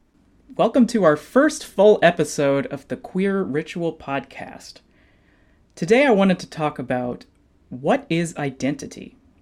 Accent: Fort Worth, Texas, United States; I grew up in Fort Worth, Texas. My mom is from Vientiane, Laos. And my dad is from Paris, Texas. My mom's Asian, my dad is white.

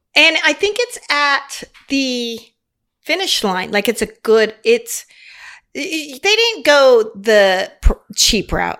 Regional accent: Las Vegas, Nevada, United States; moved away as an adult; also born or lived in Cottonwood, Arizona / Phoenix, Arizona; I grew up in Las Vegas. I was born in Arizona, Cottonwood, a small town, right? And I grew up in Las Vegas.

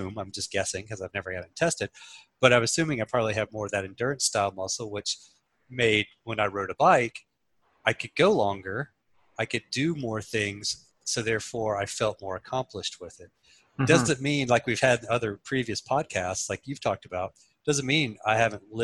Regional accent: Southeast, United States; moved away; I grew up in Southeast

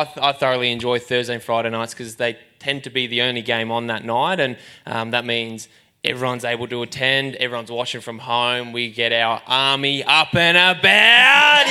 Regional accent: Belarus; now in Australia; I was born obviously in Belarus

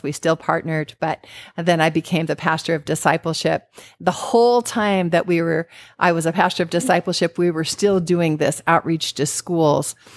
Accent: California, United States; now in Arizona, United States; I grew up in California

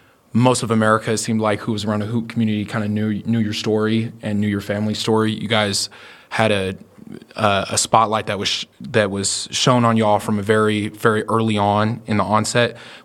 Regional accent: Oklahoma, United States; we're from Oklahoma

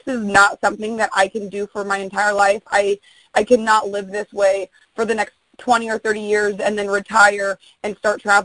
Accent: Indianapolis, Indiana, United States; moved away; I'm originally from Indianapolis, Indiana, and I go back home every 4 or 5 months

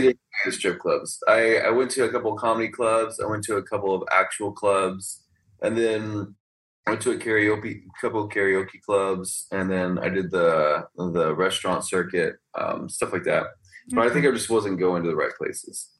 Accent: Texas, United States; also born or lived in California / Houston; I was born in California, but I was pretty much raised in Texas

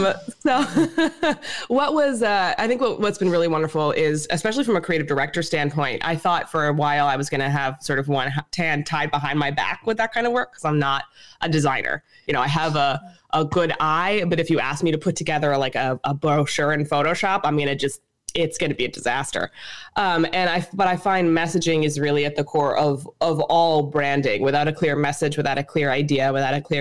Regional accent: New York City, New York, United States; I'm from Brooklyn, New York

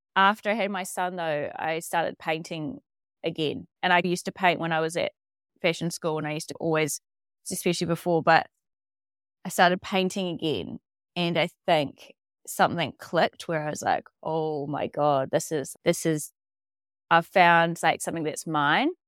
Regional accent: Dunedin, Otago, New Zealand; moved away as an adult; also born or lived in Australia; I am from Dunedin and grew up here on a s, little kind of lifestyle farm just around the bay

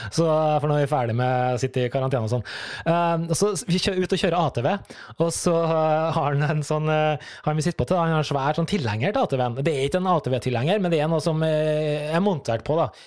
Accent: Trøndelag, Norway; Du, jeg er jo trønder, så det, det, det former jo farget mitt. Men jeg har blitt ganske utvaska.

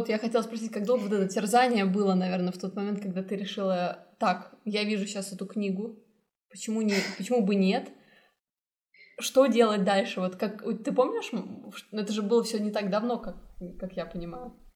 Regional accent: Kazakhstan; moved away; also born or lived in Vancouver, Canada; Я уехала из Казахстана в Ванкувер, потом поступила в Исипка.

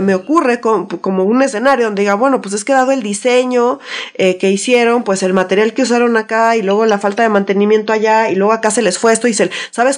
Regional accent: Mexico City, Mexico; yo como chilanga, super chilanga que soy

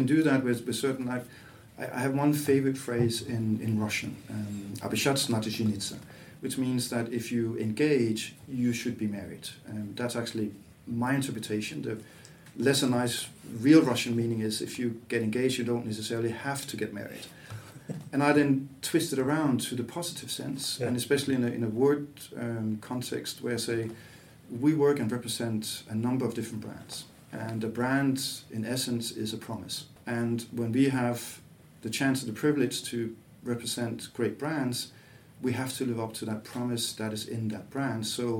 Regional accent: Aarhus, Central Denmark Region, Denmark; English is a second language; moved away as an adult; also born or lived in Copenhagen / Latvia; but I'm not from Copenhagen. I'm a kid from Aarhus, but worked as well in Copenhagen.

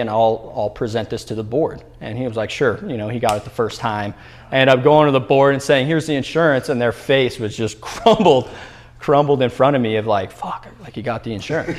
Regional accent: Albuquerque, New Mexico, United States; now in Arizona, United States; I grew up in Albuquerque, New Mexico

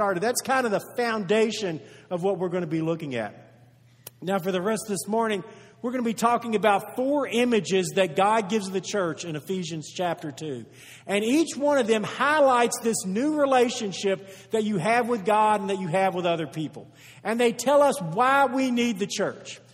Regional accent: United States; We are from the United States of America

